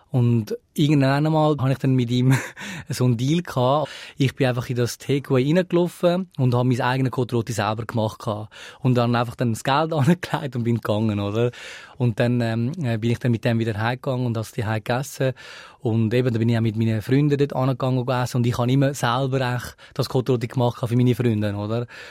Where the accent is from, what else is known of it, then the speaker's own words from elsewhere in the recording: Switzerland; also born or lived in Sri Lanka; ich bin eigentlich äh, äh Schweizer